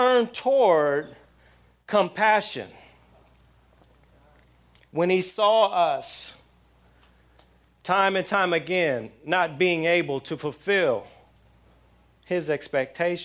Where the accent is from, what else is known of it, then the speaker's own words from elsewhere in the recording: outside of L.A., Southern California, United States; now in South Florida, United States; I'm in South Florida now, but I grew up in Southern California. And living in Southern California, living outside of L.A.